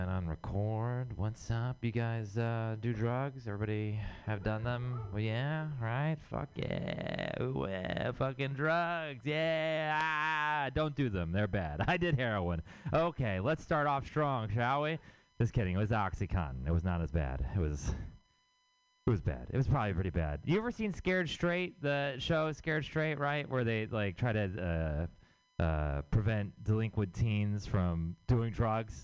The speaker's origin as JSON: {"language": "English", "town": "Houston", "region": "Texas", "country": "United States", "moved": "yes", "lives_now": "San Francisco, United States"}